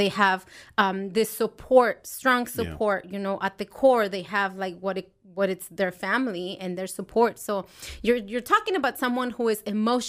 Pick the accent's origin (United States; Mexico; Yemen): Mexico; And I think I grew up in Mexico, and it wasn't a very fun family.